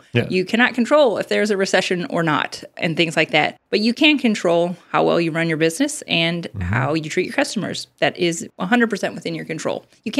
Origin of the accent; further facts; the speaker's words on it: Midwest, United States; We're from the Midwest. Yeah, sometimes the talking comes out. I'm sorry. We're from the Midwest. It happens.